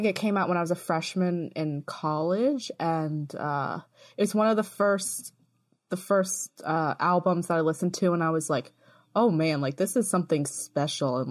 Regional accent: United States; moved away as an adult; also born or lived in Baltimore; now in England, United Kingdom; It's weird being an American that doesn't live in America anymore.

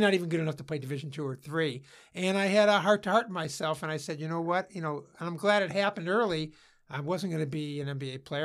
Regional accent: Cleveland Heights, Ohio, United States; also born or lived in Beachwood, Ohio; I grew up in Cleveland Heights, Ohio, and then I transferred, uh, my family, uh, moved to Beechwood

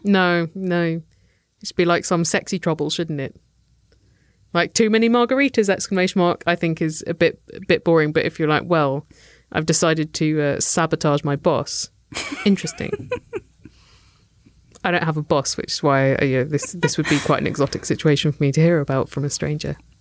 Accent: United Kingdom; we're British

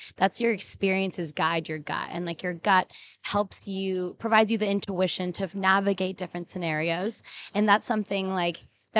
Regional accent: Portland, United States; being born and raised in Portland, which is a predominantly very white city, and like not having much representation growing up.

